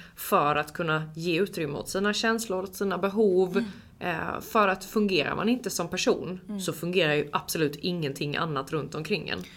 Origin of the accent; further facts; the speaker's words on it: Jämtland, Sweden; kommer från en liten, liten håla, nej men mm. en by utanför Östersund, upp i skogen liksom